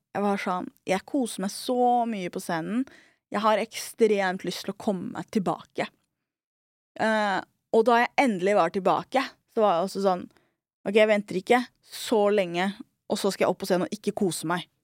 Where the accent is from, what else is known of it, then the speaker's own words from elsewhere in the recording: Oslo, Norway; also born or lived in Trondheim / New York; Jeg er en somalier fra Skullerud